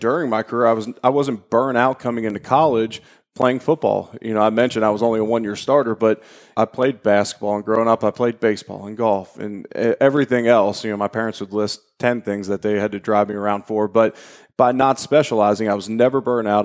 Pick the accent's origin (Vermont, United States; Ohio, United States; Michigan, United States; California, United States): Ohio, United States; Cincinnati; moved away as an adult; I'm originally from Cincinnati, Ohio. Grew up there